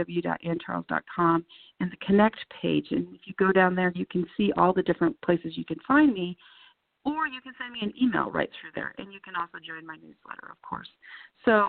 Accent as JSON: {"language": "English", "town": "Deadwood", "region": "South Dakota", "country": "United States", "tie": "born or raised there", "said": "I spent so much time growing up in Deadwood. My mom has lived there since I was in seventh grade, so I would spend a lot of time there going back and forth between my parents"}